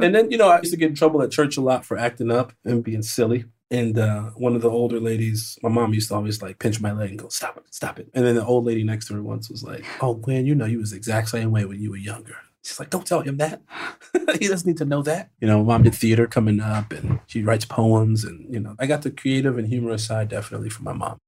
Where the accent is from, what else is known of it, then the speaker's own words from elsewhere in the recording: Chicago, Illinois, United States; I was raised in the South Side of Chicago, then I moved to the Burbs